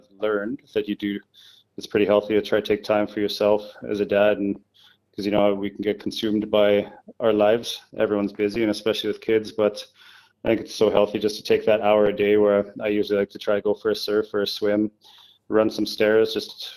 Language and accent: English; Canada; moved away; a volunteer firefighter back in a small town where I grew up in Canada